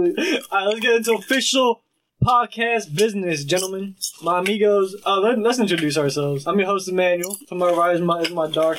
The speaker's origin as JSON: {"language": "English", "region": "New York", "country": "United States", "tie": "born or raised there", "said": "I was born in New York."}